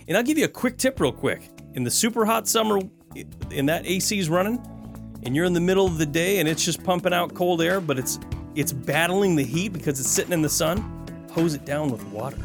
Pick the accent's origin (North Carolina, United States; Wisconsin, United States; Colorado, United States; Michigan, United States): Michigan, United States; I grew up in Michigan